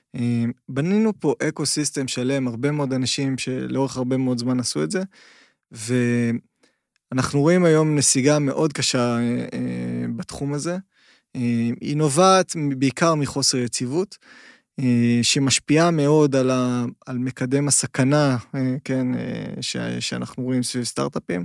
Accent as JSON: {"language": "Hebrew", "country": "Israel"}